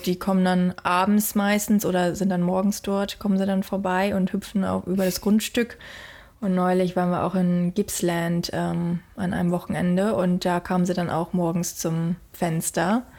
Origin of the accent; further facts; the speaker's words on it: Germany; now in Australia; bei uns in Deutschland